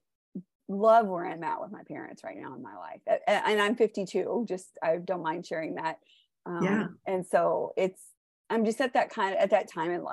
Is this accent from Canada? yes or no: no; Houston, Texas, United States; I grew up in Houston, Texas, and I still live in Houston, Texas, but I grew up here in the Cypress area